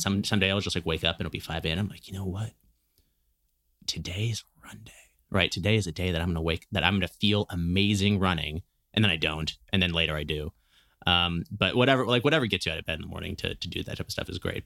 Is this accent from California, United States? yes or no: yes; Berkeley, California, United States; I grew up in Berkeley